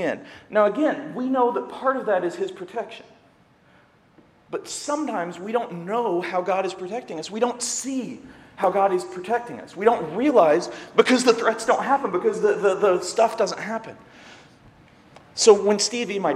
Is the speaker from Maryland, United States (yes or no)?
no; Seymour, Indiana, United States; moved away as an adult; now in Ohio, United States; I'm from Indiana, near Bloomington, which is IU, but I grew up in Seymour, which is a small town